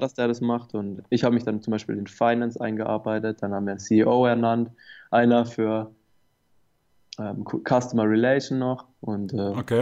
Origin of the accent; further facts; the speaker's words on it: Baden-Württemberg, Germany; hier bei uns in Baden-Württemberg